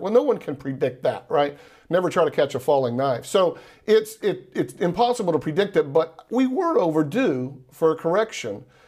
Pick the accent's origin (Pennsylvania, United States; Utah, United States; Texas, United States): Texas, United States; now in Florida, United States; I'm from Texas. I live in Florida now